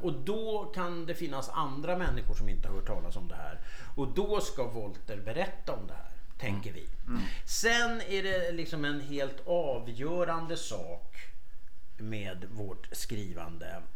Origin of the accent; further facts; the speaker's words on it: Stockholm, Stockholm County, Sweden; jag kommer från Söderfort i Stockholm